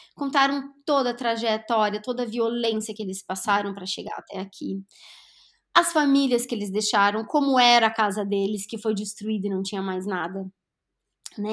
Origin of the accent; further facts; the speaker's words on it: Brazil; also born or lived in Lagoa Vermelha, Rio Grande do Sul; enquanto brasileira